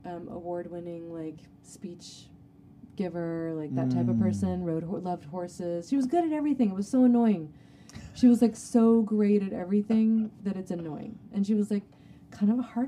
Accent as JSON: {"language": "English", "area": "Humboldt County", "region": "California", "country": "United States", "tie": "born or raised there", "also_born_or_lived": "San Francisco, California", "moved": "as an adult", "said": "I'm from Humboldt, which is literally the most beautiful place in the world."}